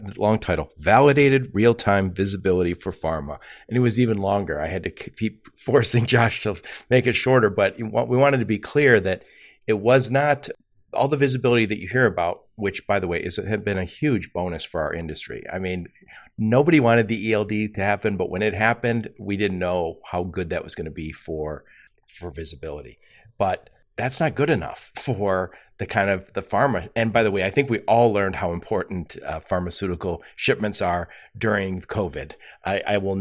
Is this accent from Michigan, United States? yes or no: yes; Michigan, United States; I'm from Michigan